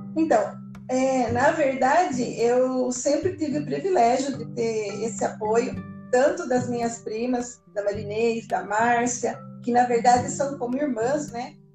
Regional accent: Brazil; moved away

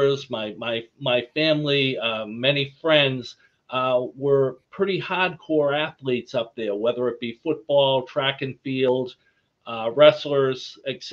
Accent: Quincy, Massachusetts, United States; accent: Boston; the town I grew up in, just south of Boston, Quincy

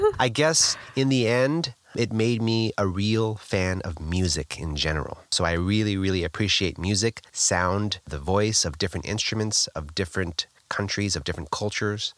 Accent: Los Angeles, California, United States; Born in Los Angeles, California, I come from a musical background

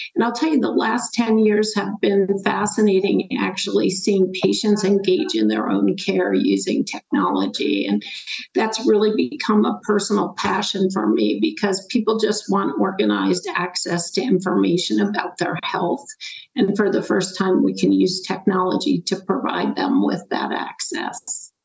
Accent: Schenectady, New York, United States; moved away as an adult; also born or lived in North Carolina; I grew up in upstate New York, a little town called Schenectady, left and went to college at the University of North Carolina

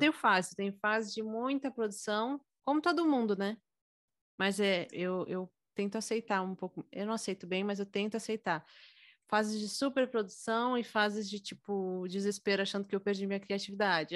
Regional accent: São Paulo, Brazil; eu tenho 24 anos, sou de São Paulo.

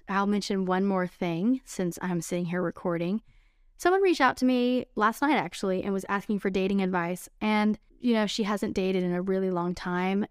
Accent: Texas, United States; those old-fashioned values that I grew up with in Texas

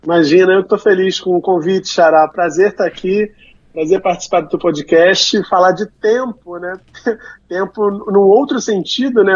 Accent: Rio de Janeiro, Brazil; Eu sou de Realengo

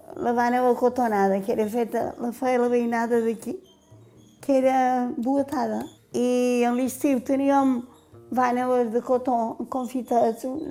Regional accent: Pollença, Balearic Islands, Spain; Tota la vida he viscut a Calvari perquè vaig néixer a l'Ajuntament

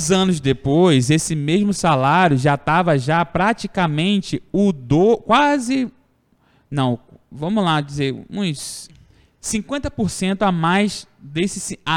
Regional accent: Cordeiro, Rio de Janeiro, Brazil; also born or lived in Italva; Eu, por exemplo, nascido, sou nascido em Italva, criado em Cordeiro

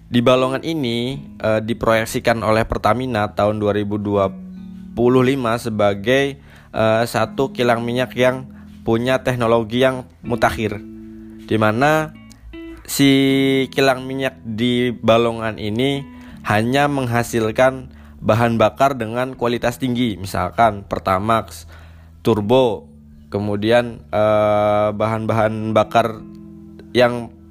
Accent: Indramayu, West Java, Indonesia; aku sendiri sebagai warga Indramayu bangga menjadi bagian dari Indramayu

